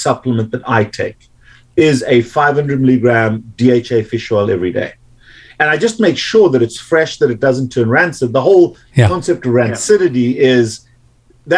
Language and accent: English; South Africa; now in United States; growing up in South Africa